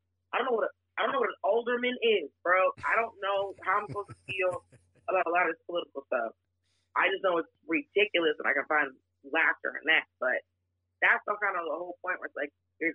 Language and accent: English; Atlanta, Georgia, United States; also born or lived in Miami, Florida; I'm originally from Miami, and I grew up in Atlanta